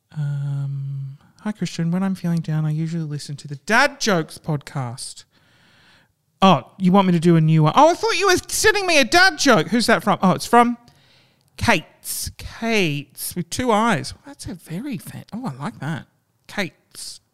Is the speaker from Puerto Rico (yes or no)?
no; Australia; That's what we like to do in Australia